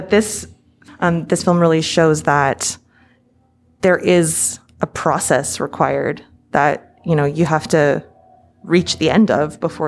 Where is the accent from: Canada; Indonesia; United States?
Canada; As a Canadian, I really get that.